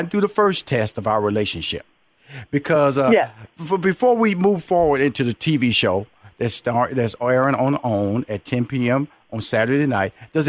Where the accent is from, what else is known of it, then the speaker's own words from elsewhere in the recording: Houston, Texas, United States; I come from Fifth Ward, Texas, so we're going to compare tough.